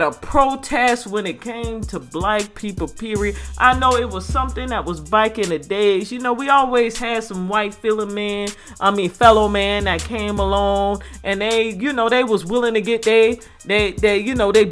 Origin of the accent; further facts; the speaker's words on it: United States; I'm African American